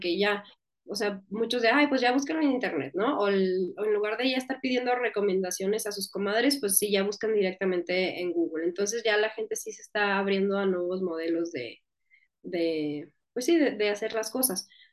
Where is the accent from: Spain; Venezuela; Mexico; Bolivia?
Mexico; northern Mexico; accent: northern Mexican, speaks more 'golpeado'; soy del norte de México y allá hablamos más golpeado